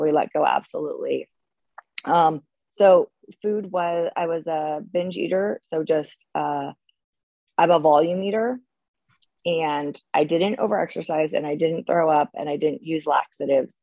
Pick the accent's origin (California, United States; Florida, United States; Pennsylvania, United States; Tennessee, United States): California, United States; Bay Area; I grew up in the Bay Area